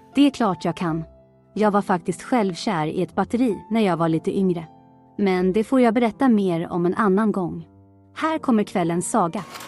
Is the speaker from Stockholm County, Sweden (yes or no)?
yes; Stockholm, Stockholm County, Sweden; jag kommer från Stockholm